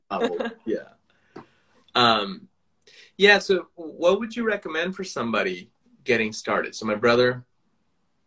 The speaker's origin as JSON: {"language": "English", "country": "India", "moved": "yes", "said": "I'm from India originally"}